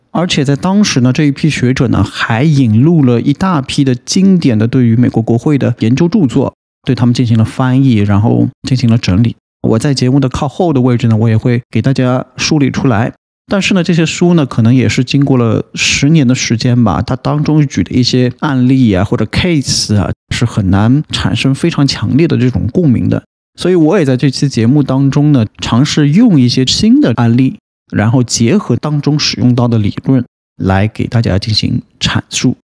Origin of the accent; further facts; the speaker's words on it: China; 我们中国人